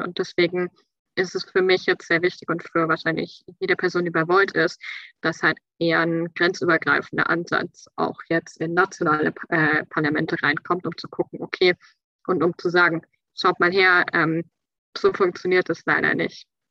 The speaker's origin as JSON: {"language": "German", "region": "Bavaria", "country": "Germany", "tie": "born or raised there", "also_born_or_lived": "Schleswig-Holstein / France", "moved": "as an adult", "lives_now": "Kiel, Germany", "said": "weil Bayern ist meine Heimat. Ich bin dort aufgewachsen."}